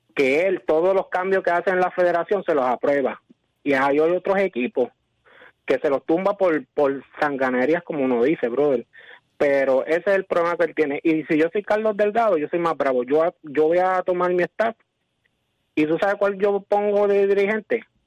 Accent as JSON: {"language": "Spanish", "town": "Las Piedras", "country": "Puerto Rico", "said": "yo soy de aquí de Las Piedras"}